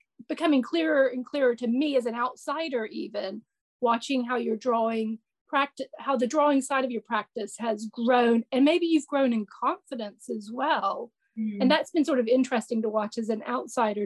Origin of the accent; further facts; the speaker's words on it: United States; I come from America